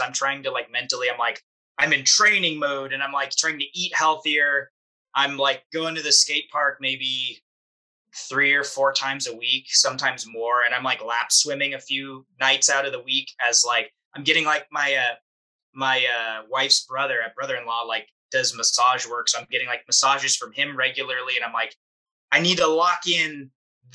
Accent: San Diego, California, United States; growing up in San Diego

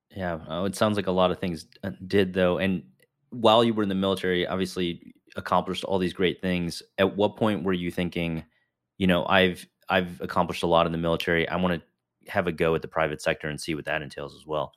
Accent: Chicago, Illinois, United States; I grew up in, uh, the northern suburbs of Chicago

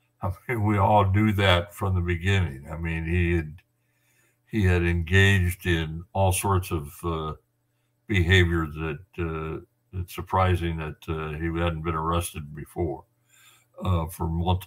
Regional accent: San Jose, California, United States; moved away; born in San Jose, my hometown.

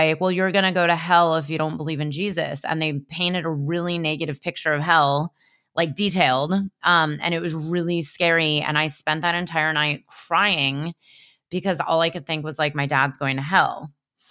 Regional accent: California, United States; I was raised in California

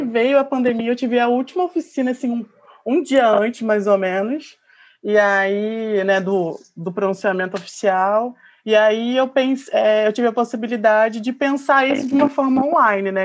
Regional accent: Baixada Fluminense, Rio de Janeiro, Brazil; eu sou da Baixada Fluminense, aqui do Rio de Janeiro

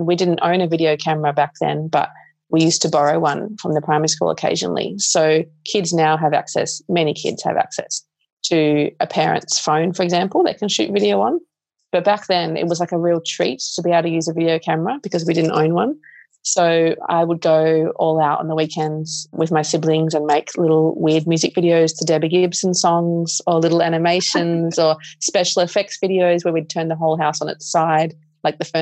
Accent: Melbourne, Victoria, Australia; when I was 11, growing up in Melbourne

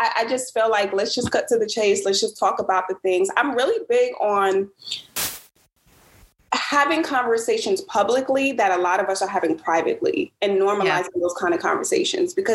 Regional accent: Brooklyn, New York, United States; moved away as an adult; now in Atlanta, United States; I'm born and raised in Brooklyn. I am 29 years old. I currently live in Atlanta

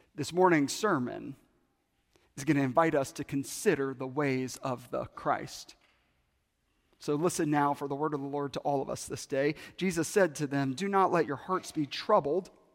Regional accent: Bible Belt, Southern United States, United States; I grew up in the Bible Belt

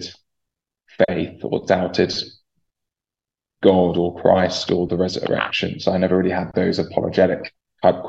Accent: Chorleywood, East of England, United Kingdom; I grew up in Chorleywood, and I'm still connected to the church there where I grew up

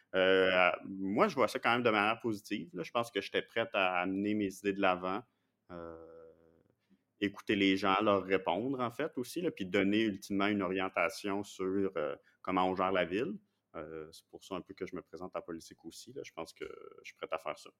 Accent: Montreal, Quebec, Canada; moved away as an adult; now in Quebec City, Canada; je viens de Montréal, de Pierrefonds, c'est dans l'ouest de l'île

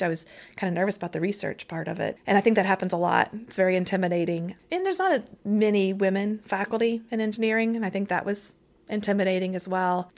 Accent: Lexington, Kentucky, United States; I grew up in Kentucky. Kentucky, Lexington, Kentucky

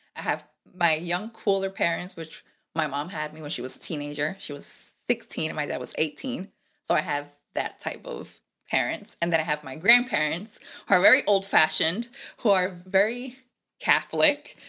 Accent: Puerto Rico; first language Spanish; English is a second language; moved away as an adult; also born or lived in Rhode Island, United States; now in United States; I am from P R. I moved recently, well, not recently, it's gonna be five years

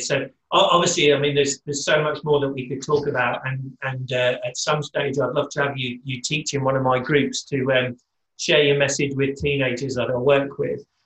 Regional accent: United Kingdom; I'm British

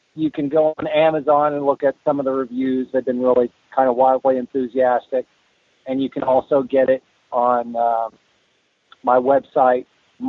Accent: New York, United States; New York.

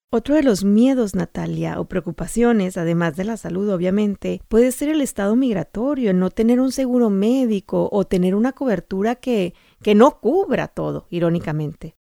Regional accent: Sonora, Mexico; en Sonora, de donde yo soy

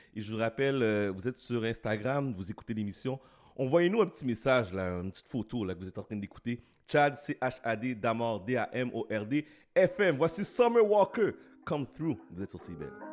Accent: Haiti; je suis haïtien

